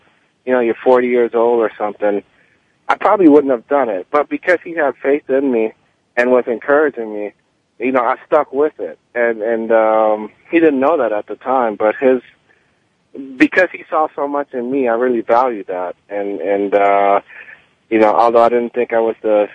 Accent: Miami, Florida, United States; also born or lived in Kingston, Jamaica; I was born in Jamaica and in Kingston, Jamaica, left at the age of six, moved to Miami and went to school in tough neighborhoods

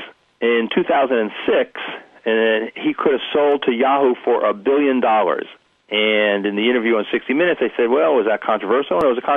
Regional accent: New Jersey, United States; I'm from New Jersey

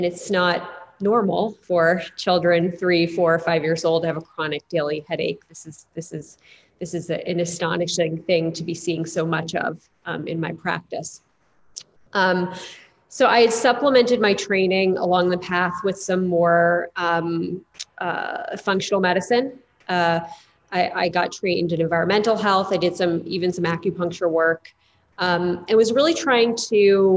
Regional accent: New Jersey, United States; now in New York, United States; I grew up in the Northeast, in New Jersey, right outside of New York City

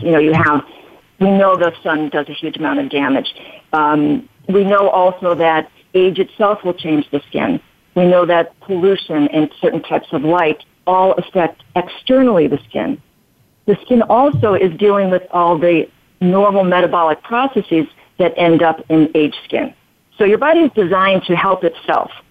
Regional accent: Chicago, Illinois, United States; also born or lived in Albuquerque; now in Las Vegas, United States; I'm originally from Chicago, um, and I've lived in Albuquerque.

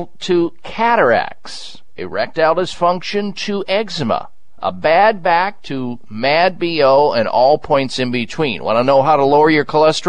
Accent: Iowa, United States; moved away as an adult; That's the kind of environment that I was raised in the Midwest in Iowa

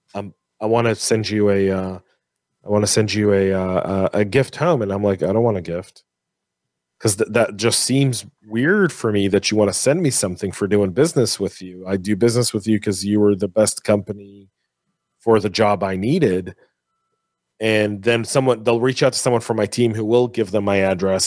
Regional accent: San Francisco, California, United States; it's my hometown, right? I was born in the Bay Area.

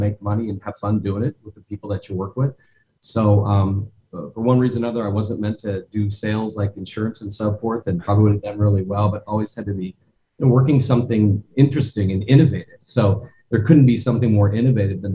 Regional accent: Omaha, Nebraska, United States; I grew up in Omaha, Nebraska

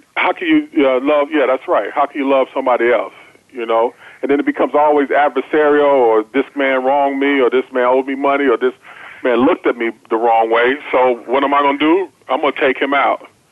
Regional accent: Chicago, Illinois, United States; I grew up in Chicago

